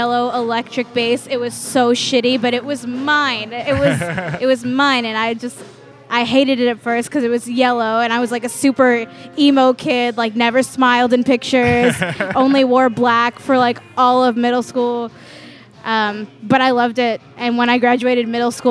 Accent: New York, United States; moved away as an adult; that's still in Queens, like, where we grew up

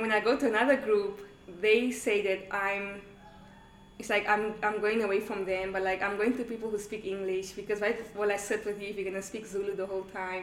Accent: Namibia; moved away as an adult; also born or lived in Angola; now in South Africa; I was born in Namibia, but my nationality is Angolan.

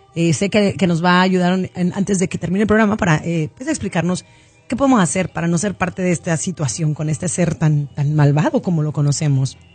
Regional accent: León, Guanajuato, Mexico; allá en León, Guanajuato, de donde yo soy

